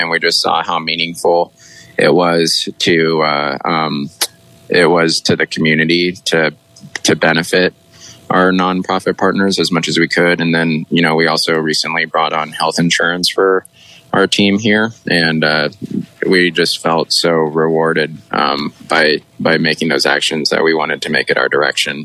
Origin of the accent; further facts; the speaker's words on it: Sunriver, Oregon, United States; also born or lived in Bend, Oregon; I grew up in Sun River, and then when we all went to Ben High, I lived out east of town